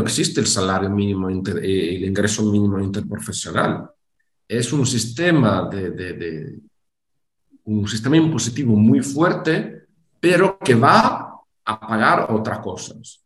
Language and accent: Spanish; Italy